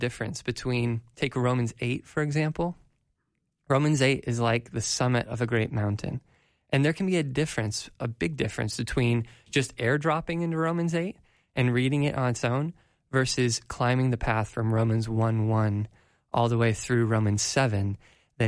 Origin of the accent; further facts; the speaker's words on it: Colorado, United States; growing up in Colorado